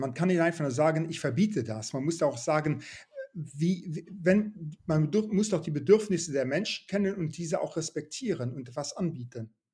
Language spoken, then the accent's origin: German; Luxembourg; moved away; in Luxemburg, wo ich aufgewachsen bin